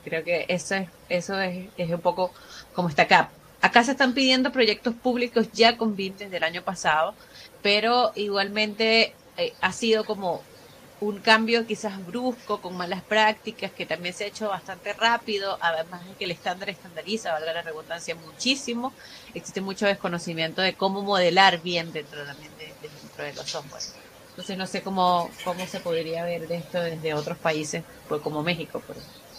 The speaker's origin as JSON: {"language": "Spanish", "country": "Venezuela", "moved": "as an adult", "lives_now": "Chile", "said": "soy venezolana y tengo cinco años en Chile"}